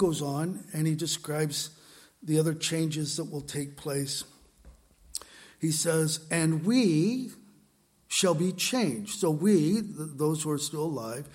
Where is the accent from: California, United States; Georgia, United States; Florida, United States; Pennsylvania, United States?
California, United States; San Diego; moved away; San Diego, my hometown where I grew up